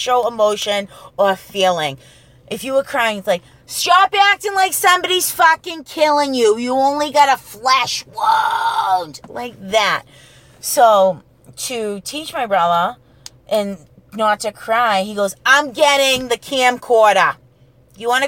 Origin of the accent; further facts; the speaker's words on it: New England, United States; this is the 80s, okay? And we're from the New England area